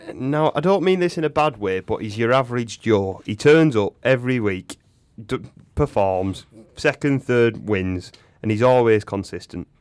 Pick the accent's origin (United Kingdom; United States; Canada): United Kingdom; England; I'm English